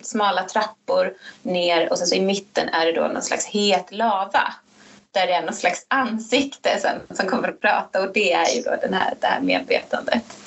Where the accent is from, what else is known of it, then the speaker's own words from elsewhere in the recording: Sweden; jag är för svensk